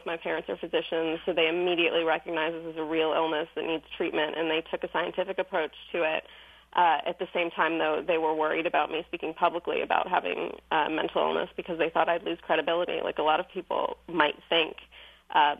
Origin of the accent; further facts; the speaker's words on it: Iran; moved away; I'm originally from Iran